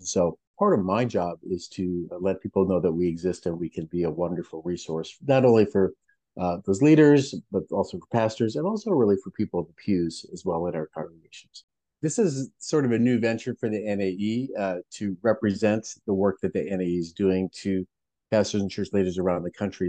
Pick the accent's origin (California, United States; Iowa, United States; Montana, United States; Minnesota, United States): Minnesota, United States; also born or lived in Pacific Northwest; I was born and raised in Minnesota